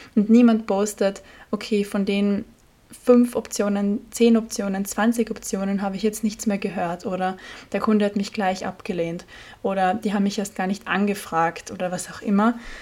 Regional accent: Austria; als Österreicherin

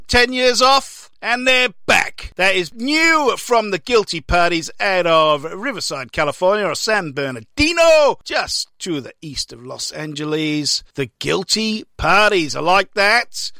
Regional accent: Welsh, Wales, United Kingdom; now in Victoria, Australia; I'm Welsh

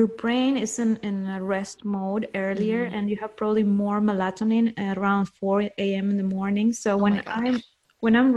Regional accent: Peru; I'm from Peru, and in Peru, people, at least people in my circle, were just, you know, working, worried about surviving

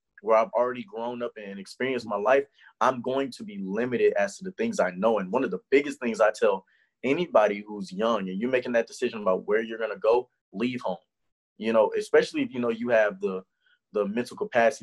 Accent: Houston, Texas, United States; moved away as an adult; also born or lived in Nashville, Tennessee; I'm from Houston

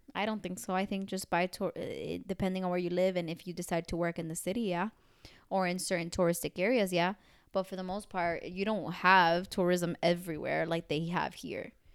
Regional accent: United States; I'm American

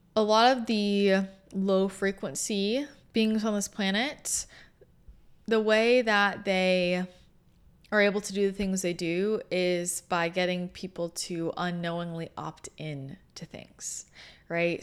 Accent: Bay Area, Northern California, United States; moved away; also born or lived in Los Angeles / San Diego; I grew up in the Bay Area, in NorCal

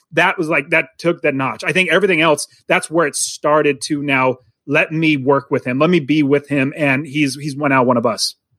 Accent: United States; I grew up in America. I'm an American

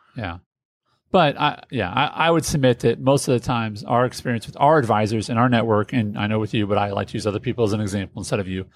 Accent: Indianapolis, Indiana, United States; I'm from Indianapolis

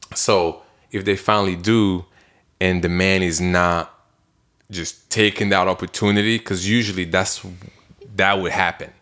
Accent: Belgium; moved away; I'm from Belgium

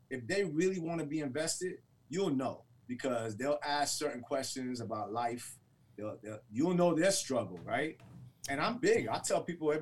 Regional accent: Detroit, Michigan, United States; growing up in Detroit

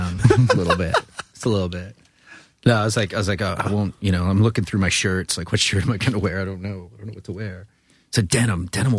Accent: Long Island, New York, United States; I'm from Long Island. Things come out of my mouth that are wrong.

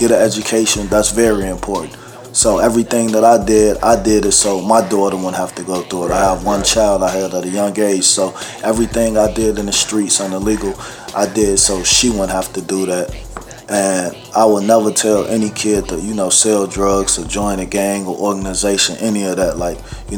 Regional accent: Chicago, Illinois, United States; also born or lived in Bellwood, Illinois; I was born in Cook County Hospital. Raised on Ferdinand and Avers, then Chicago Avenue and Mayfield. When I was 5 and a half, we moved to Bellwood

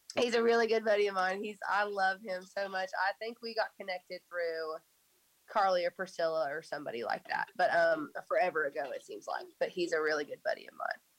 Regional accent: just outside of Tulsa, Oklahoma, United States; moved away as an adult; now in Nashville, United States; I grew up um, just outside of Tulsa.

